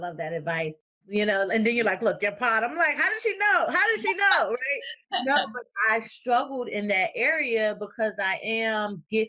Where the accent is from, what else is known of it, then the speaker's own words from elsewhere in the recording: New Jersey, United States; moved away as an adult; now in Florida, United States; I'm from New Jersey.